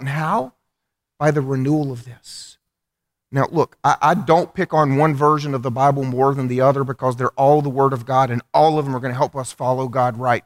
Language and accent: English; United States; I'm an American